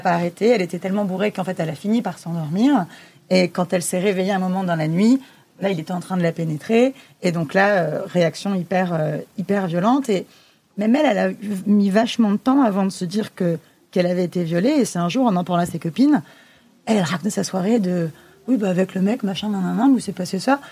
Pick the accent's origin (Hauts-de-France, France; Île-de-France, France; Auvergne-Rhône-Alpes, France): Île-de-France, France; Le Blanc-Mesnil; j'ai grandi au Blanc-Ménil, en Seine-Saint-Denis